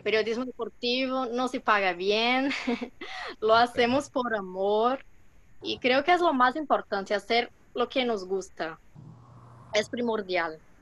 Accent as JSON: {"language": "Spanish", "country": "Brazil", "second_language": "Spanish", "said": "como buena brasileña"}